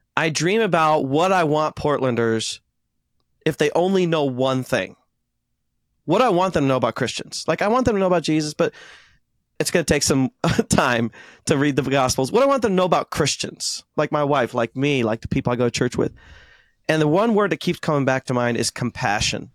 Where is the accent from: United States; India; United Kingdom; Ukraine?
India; Since I'm Indian